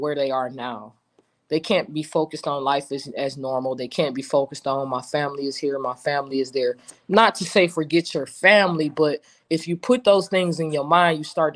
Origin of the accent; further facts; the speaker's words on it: Cleveland, Ohio, United States; now in Houston, United States; I'm from Cleveland, grew up with Bron